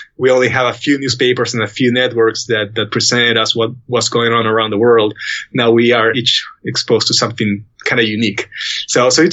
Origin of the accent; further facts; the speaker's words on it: Peru; moved away; my home country in Peru